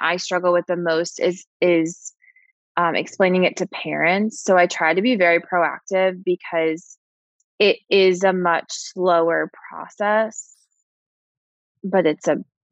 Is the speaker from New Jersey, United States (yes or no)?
no; New York, United States; I'm a New Yorker